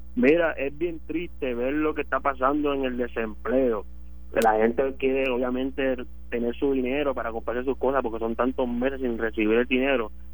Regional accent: San Juan, Puerto Rico; yo yo soy de Barrio Obrero

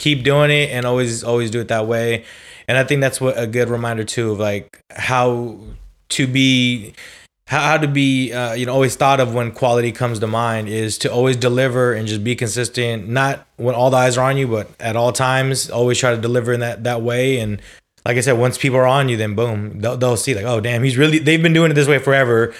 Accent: California, United States; I'm also from California

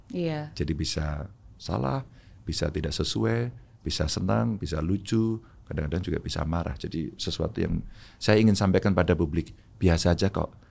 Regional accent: Java, Indonesia; mungkin saya orang Jawa.

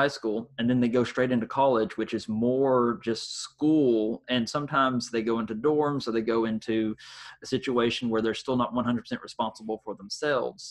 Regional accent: the South, United States; growing up in the South

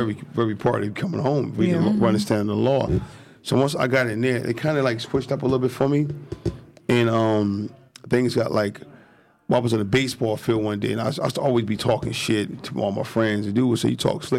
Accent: Elizabeth, New Jersey, United States; I'm from Elizabeth, New Jersey

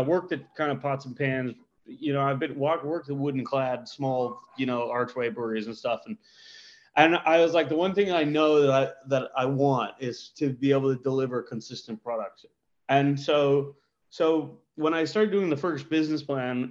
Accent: United States; moved away as an adult; also born or lived in Denver; now in London, United Kingdom; because I'm American, because I was an American student

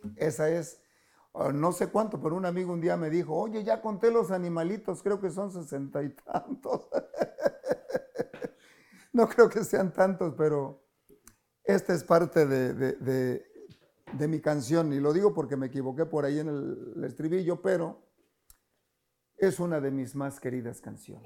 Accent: Catemaco, Veracruz, Mexico; moved away; mi pueblo, Catemaco, tiene una laguna preciosa

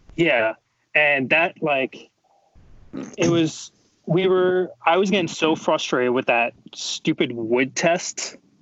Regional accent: Warwick, New York, United States; now in New Jersey, United States; originally um, from Warwick, New York, which is right next to the Tuxedo location for Spartan Race, um, but now I'm in New Jersey

